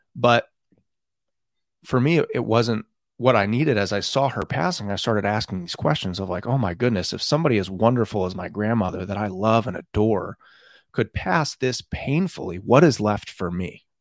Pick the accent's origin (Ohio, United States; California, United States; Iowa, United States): California, United States; Pleasanton; I grew up in Northern California in Pleasanton